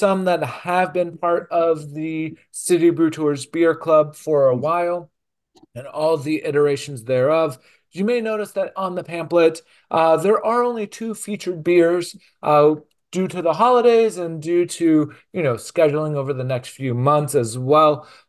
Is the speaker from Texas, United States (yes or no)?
yes; Texas, United States; It's not Houston, which I grew up in Texas, so I'm like, oh, that's Houston.